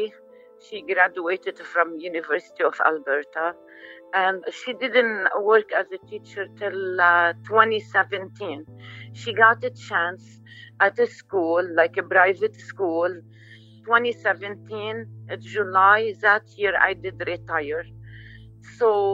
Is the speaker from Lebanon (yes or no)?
yes; Lebanon; moved away; we're originally from Lebanon